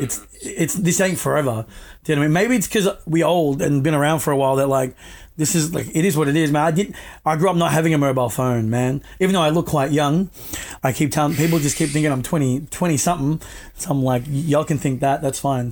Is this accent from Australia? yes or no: yes; Australia; I was born here in Australia, so my parents just taught me you know, how to speak it